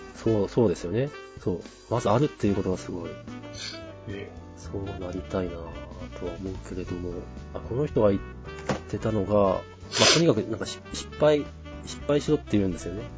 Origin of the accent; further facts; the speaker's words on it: Tohoku, Japan; 東北の田舎出身なんですけど